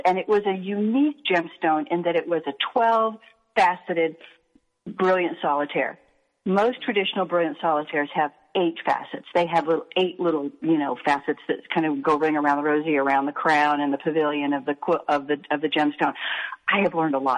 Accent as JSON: {"language": "English", "town": "Hastings", "region": "Nebraska", "country": "United States", "tie": "born or raised there", "said": "I had learned how to quilt in 4-H when I was a kid growing up in Hastings, Nebraska."}